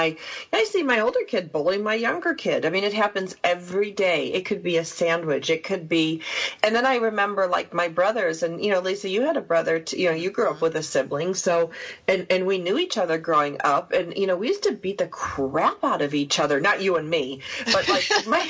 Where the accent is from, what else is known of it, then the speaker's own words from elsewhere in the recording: New York, United States; You know, I grew up on the water. I grew up on Canandaigua Lake. That's where I would disappear every summer, you know, and be gone for 3 months.